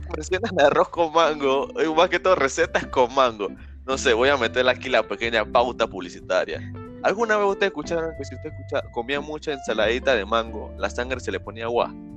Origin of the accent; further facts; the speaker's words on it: Panama; yo soy panameño, o sea, yo soy más panameño que el arroz con pollo